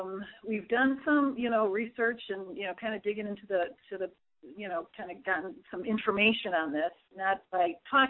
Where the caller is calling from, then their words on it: Wisconsin, United States; I'm calling from Wisconsin.